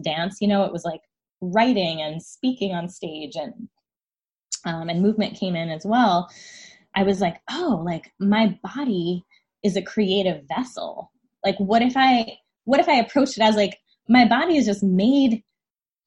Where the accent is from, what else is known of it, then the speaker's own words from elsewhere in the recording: New Jersey, United States; I was commuting from New Jersey to New York City for ballet classes at the time